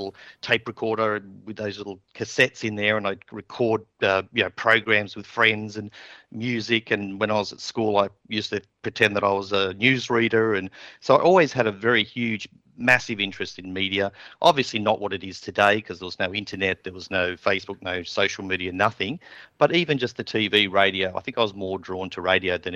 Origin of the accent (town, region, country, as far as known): Penrith, New South Wales, Australia; born or raised there; also born or lived in Nottingham, England